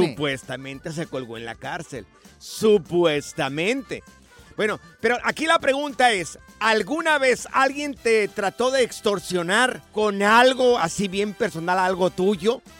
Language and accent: Spanish; Jalisco, Mexico; Yo soy del estado de Jalisco, pero tengo familia allá en Aguascalientes.